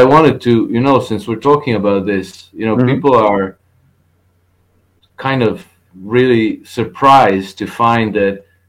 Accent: Croatia; I'm from Croatia.

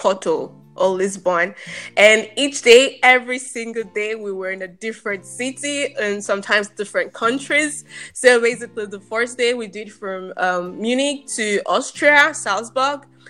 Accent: Nigeria; moved away as an adult; now in Germany; I'm Nigerian. I grew up in Nigeria.

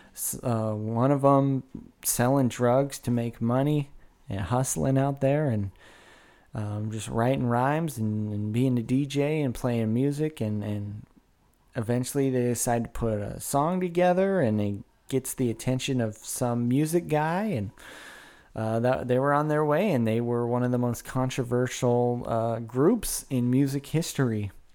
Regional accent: Woodland, California, United States; I grew up in Woodland

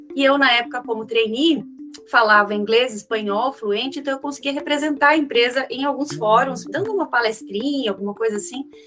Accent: Xanxerê, Santa Catarina, Brazil; moved away; Eu nasci em Xanxerê, uma cidadezinha de hoje 50 mil habitantes

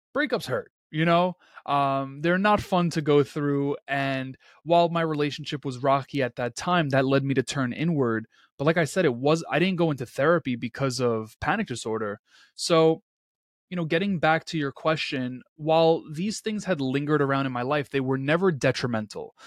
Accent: New York City, New York, United States; born and rains, raised in Queens, New York

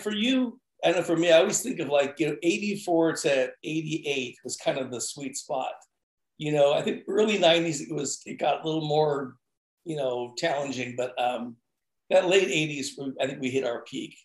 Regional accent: San Francisco, California, United States; moved away as an adult; now in Portland, United States; I grew up in San Francisco, the okay. Bay Area. Moved here after high school

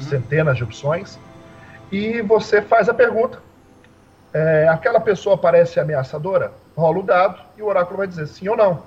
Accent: Serra, Espírito Santo, Brazil; Eu sou da cidade de Serra, Espírito Santo, e aqui é tudo muito próximo. Aqui a gente fala que 10 quilômetros é longe para o capixaba

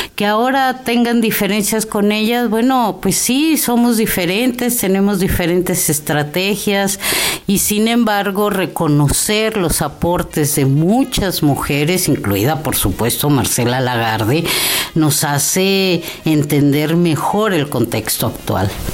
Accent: Mexico City, Mexico; moved away as an adult; also born or lived in Xalapa, Veracruz, Mexico; now in Oaxaca, Mexico; yo soy chilanga

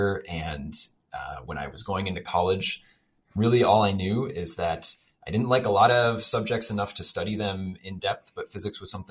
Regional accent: Kansas City, Kansas, United States; moved away as an adult; also born or lived in Chicago / Sweden; now in Madison, United States; I grew up in the Kansas City suburbs

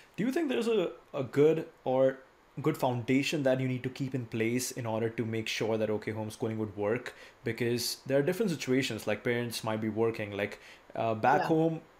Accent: India; I come from India

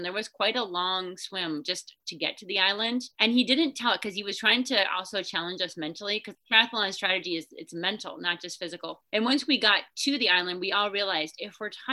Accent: Minnesota, United States; I grew up in Minnesota

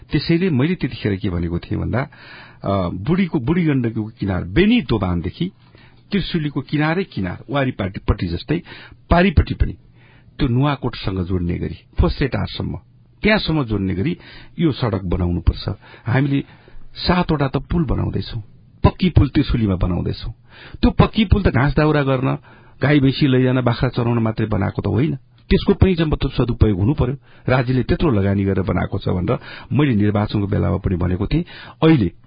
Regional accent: Benighat Rorang Rural Municipality, Dhading, Bagmati, Nepal; हामीले हाम्रै निर्वाचन क्षेत्रमा मेरो आफ्नै गाउँपालिकामा भेनघाट रोराङ गाउँपालिकाको माथि ताल्ती भन्ने ठाउँमा

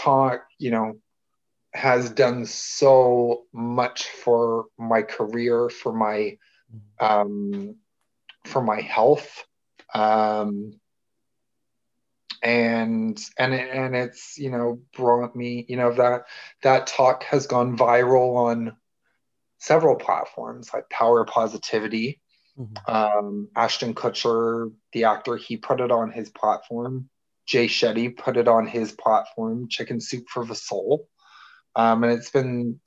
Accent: Toronto, Ontario, Canada; I'm from Toronto, Canada

